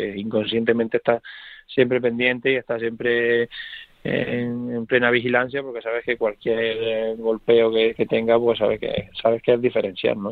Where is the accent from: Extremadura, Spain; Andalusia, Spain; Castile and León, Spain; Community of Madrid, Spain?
Andalusia, Spain; Córdoba; born or raised there; moved away